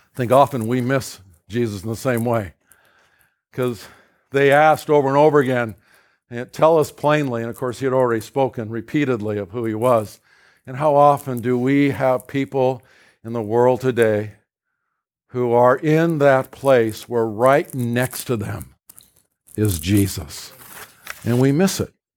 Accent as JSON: {"language": "English", "region": "California", "country": "United States", "tie": "born or raised there", "said": "I was raised in California."}